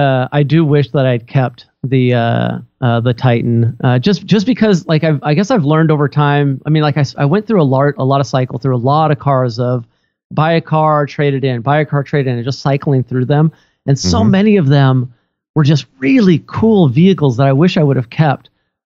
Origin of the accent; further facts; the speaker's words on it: Redmond, Washington, United States; my hometown here in Redmond, Washington.